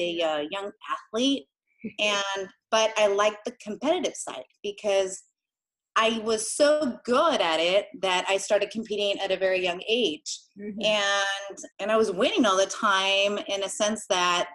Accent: Inland Empire, San Bernardino County, California, United States; also born or lived in Argentina; I coach gymnastics and adult fitness here in the Inland Empire in San Bernardino County.

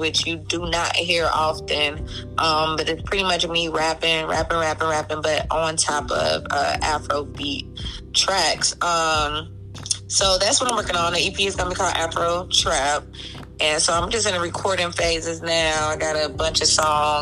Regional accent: Chicago, Illinois, United States; growing up in Chicago area

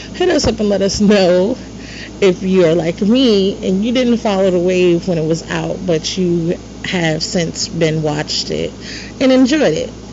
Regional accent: New York, United States; moved away as an adult; now in Virginia, United States; growing up in New York.

